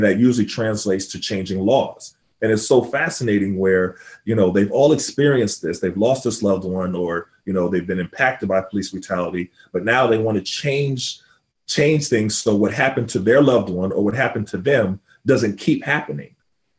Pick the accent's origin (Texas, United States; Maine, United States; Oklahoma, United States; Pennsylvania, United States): Oklahoma, United States; Tulsa; also born or lived in New York; I was born in New York, but I moved to Tulsa, Oklahoma when I was younger. My father got transferred with American Airlines. But I spent all my summers in New York.